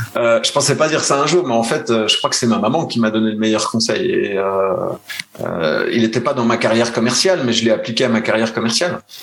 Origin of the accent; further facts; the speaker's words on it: Besançon, Bourgogne-Franche-Comté, France; moved away as an adult; now in Switzerland; je suis né à Besançon